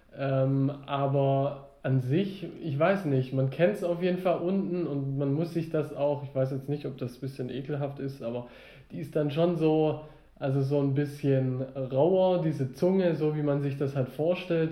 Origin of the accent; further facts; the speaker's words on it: the South, Southern Germany, Germany; bei uns im Süden